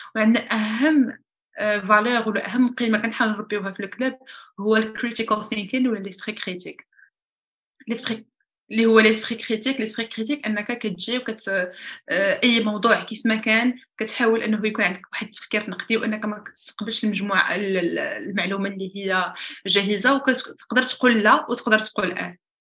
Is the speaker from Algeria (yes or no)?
no; Morocco; وحنايا كشعب مغربي